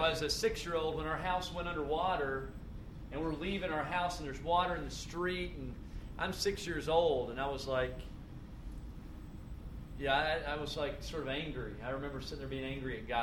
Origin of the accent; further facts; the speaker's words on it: Tennessee, United States; moved away; where I grew up was in Tennessee